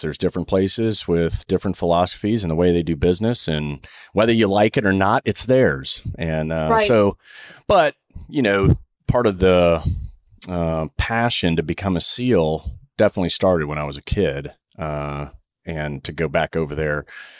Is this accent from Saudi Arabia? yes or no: yes; Saudi Arabia; because as a kid growing up in Saudi, which is the most extreme religious state, you know, you could live